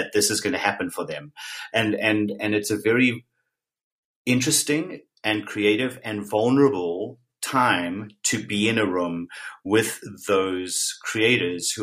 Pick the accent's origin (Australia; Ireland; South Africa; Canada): South Africa; I was born and raised in South Africa